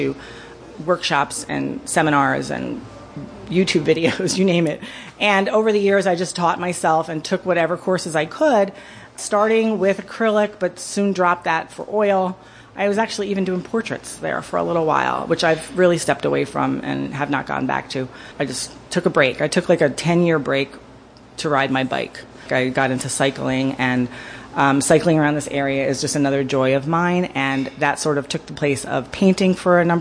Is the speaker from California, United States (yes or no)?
no; New Jersey, United States; moved away as an adult; now in Wayne County, Pennsylvania, United States; I live in Wayne County, up northern Wayne mostly, and I'm originally from New Jersey. I've been here since 1993